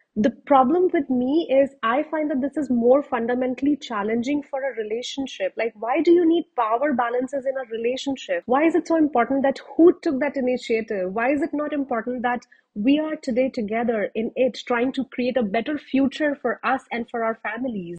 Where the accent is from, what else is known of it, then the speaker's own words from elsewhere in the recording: India; moved away as an adult; now in Canada; I moved back from Canada to India to get married